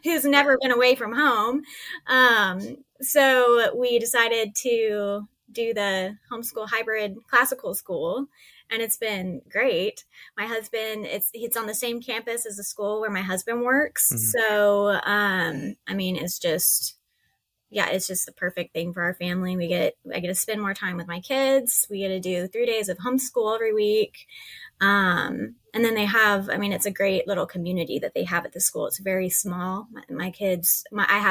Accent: East Texas, United States; moved away as an adult; I'm from East Texas

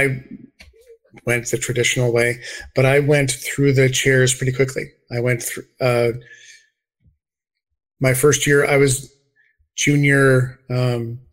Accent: South Central Wisconsin, United States; moved away as an adult; also born or lived in Madison, Wisconsin / Milwaukee, Wisconsin; now in Ohio, United States; I grew up in South Central Wisconsin and had a life in the Madison, Milwaukee, Wisconsin area.

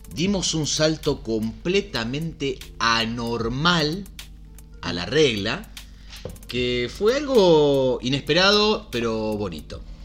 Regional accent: Argentina

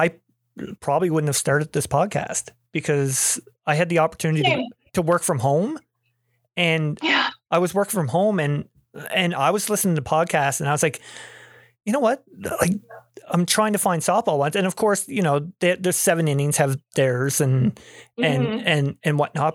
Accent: Nova Scotia, Canada; I'm a guy from Nova Scotia, Canada

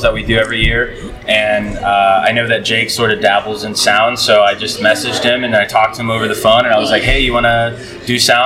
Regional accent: Keokuk, Iowa, United States; now in Coralville, United States; I'm a filmmaker from Coralville, grew up in Keokuk

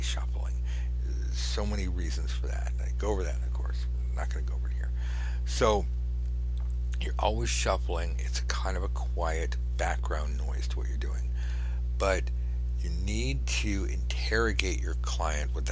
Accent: California, United States; I'm from California

